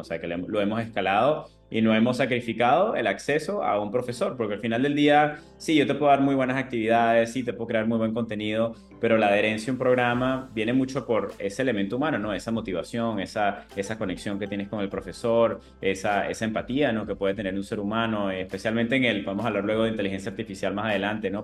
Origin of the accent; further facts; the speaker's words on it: Venezuela; moved away as an adult; now in United States; Siendo venezolano en esa época